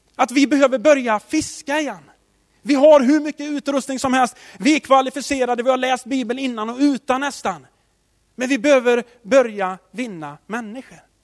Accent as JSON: {"language": "Swedish", "town": "Tidaholm", "region": "Västra Götaland", "country": "Sweden", "tie": "born or raised there", "said": "Jag, jag är uppväxt i Tidaholm"}